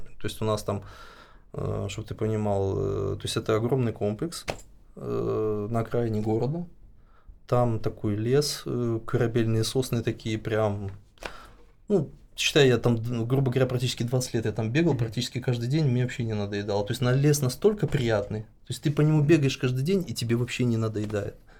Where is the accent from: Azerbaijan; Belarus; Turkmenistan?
Belarus; moved away as an adult; У нас вообще, ну, я считаю, что белорусы очень миролюбивая нация